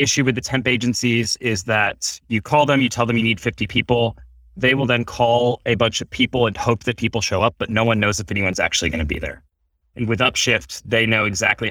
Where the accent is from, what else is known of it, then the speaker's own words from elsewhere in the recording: Akron, Ohio, United States; I grew up in Akron, Ohio